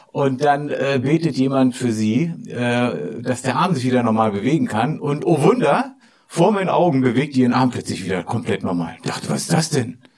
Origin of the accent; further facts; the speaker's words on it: Berlin, Germany; ich komme aus Pankow, oben, ja, bin auch dort aufgewachsen, habe so noch, noch die Mauer miterlebt damals und sowas alles.